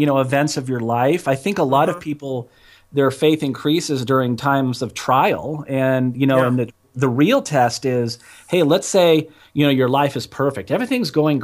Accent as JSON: {"language": "English", "region": "Northern California", "country": "United States", "tie": "born or raised there", "also_born_or_lived": "Idaho / Montana", "moved": "as an adult", "said": "I grew up in California"}